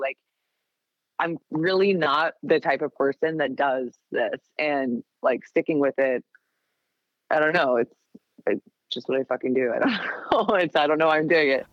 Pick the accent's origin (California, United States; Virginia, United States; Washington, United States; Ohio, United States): Washington, United States; Seattle; moved away as an adult; now in Portland, United States; I grew up in the Seattle area